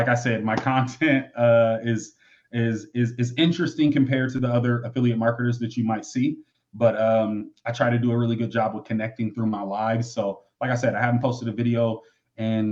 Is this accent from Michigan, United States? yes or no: yes; Michigan, United States; I grew up in Michigan